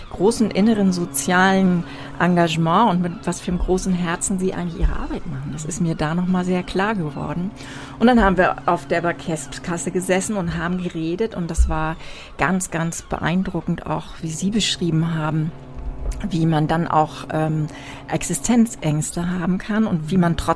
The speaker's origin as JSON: {"language": "German", "town": "Wesselburen", "region": "Schleswig-Holstein", "country": "Germany", "tie": "born or raised there", "said": "Na, ich bin ja ein Küstenmensch. Mhm. Ich komme ja aus Wesselburen, also bin in Büsum zur Schule gegangen und äh, musste in ein Hafenbecken springen nach dem Freischwimmer."}